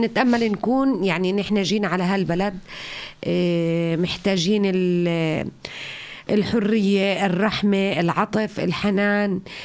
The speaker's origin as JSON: {"language": "Arabic", "country": "Jordan", "moved": "yes", "lives_now": "Flensburg, Germany", "said": "من الأردن"}